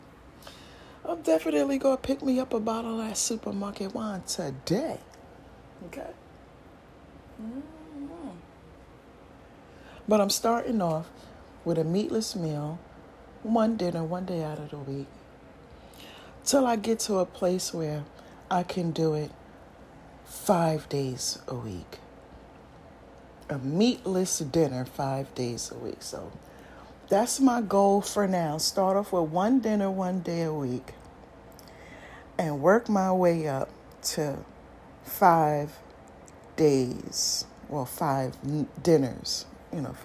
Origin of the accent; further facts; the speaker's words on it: New York City, New York, United States; I'm a New Yorker